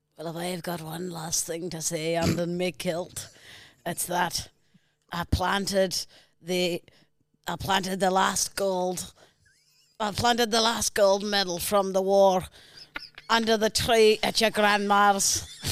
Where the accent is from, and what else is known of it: New Zealand; accent: Kiwi